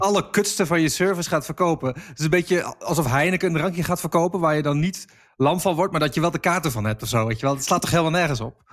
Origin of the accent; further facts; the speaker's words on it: Enschede, Overijssel, Netherlands; moved away; ik kom uit Enschede